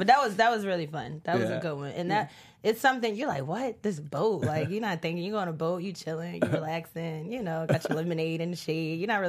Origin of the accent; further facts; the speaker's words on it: Baltimore, Maryland, United States; now in Los Angeles, United States; I'm from Baltimore